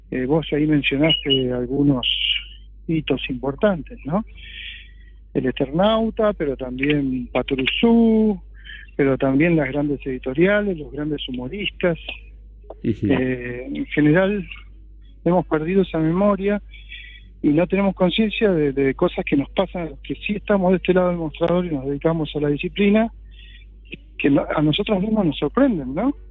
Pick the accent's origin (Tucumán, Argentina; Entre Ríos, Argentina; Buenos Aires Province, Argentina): Buenos Aires Province, Argentina; Ramos Mejía; also born or lived in Ingeniero Budge; volví un poco a, mi pago, yo soy de Ramos Mejía